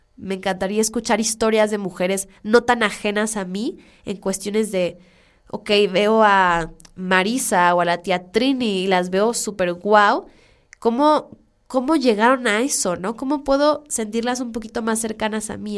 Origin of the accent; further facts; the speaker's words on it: Culiacán, Sinaloa, Mexico; moved away; yo soy de Culiacán, soy orgullosamente culichi